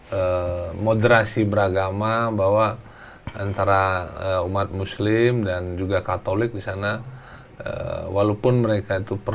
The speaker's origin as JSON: {"language": "Indonesian", "town": "Ramadewa", "region": "Lampung", "country": "Indonesia", "tie": "born there", "said": "Yang jelas uh, saya memang lahir di Lampung."}